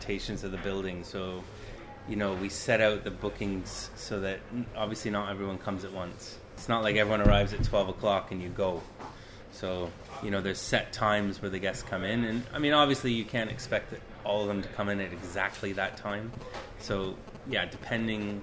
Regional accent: Canada; moved away as an adult; now in United Kingdom; I'm from Canada originally

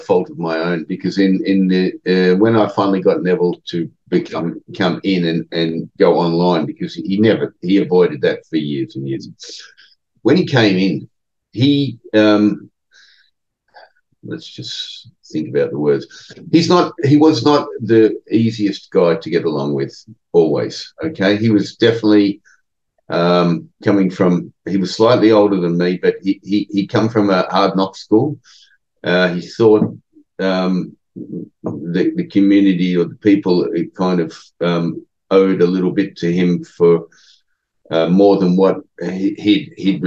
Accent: Australia; moved away; in a foreign country where we're both Australian

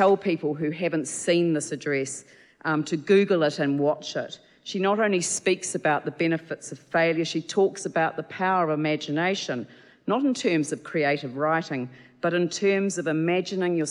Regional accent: Christchurch, Canterbury, New Zealand; born and raised in Christchurch

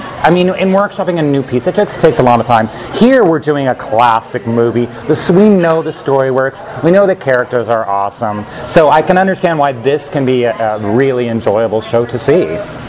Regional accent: Northern California, United States; also born or lived in New York City; now in Los Angeles, United States; I was raised in California, the northern part. I moved to New York City and did Broadway shows, and now I'm here in L.A.

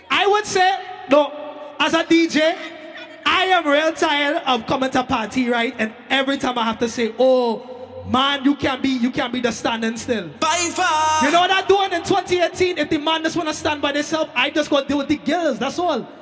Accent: Brooklyn, New York, United States; I come all the way from Brooklyn, New York City.

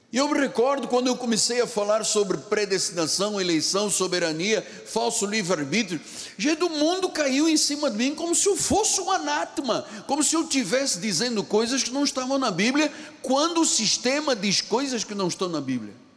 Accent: Luanda, Luanda Province, Angola; now in Rio de Janeiro, Brazil; Bengo era um rio que fornecia água na minha cidade de Luanda, Angola, onde eu nasci

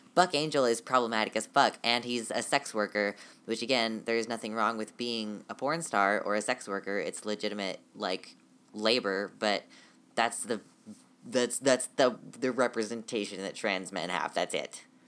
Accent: United States; I am definitely American

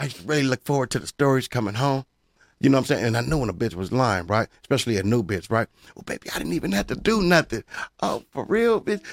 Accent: Pomona, California, United States; I'm from Pomona.

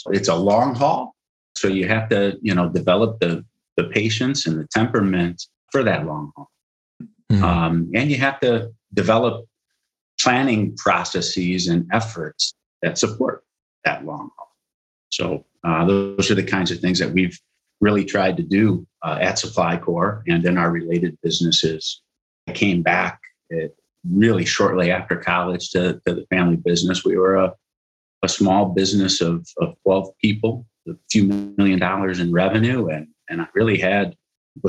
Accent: Rockford, Illinois, United States; also born or lived in Cleveland; I was born and raised in Rockford, Illinois

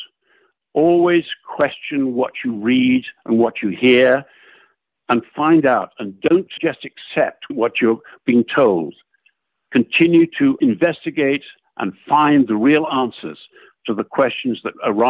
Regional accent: United Kingdom; moved away as an adult; now in Massachusetts, United States; I was born in the United Kingdom in 1942

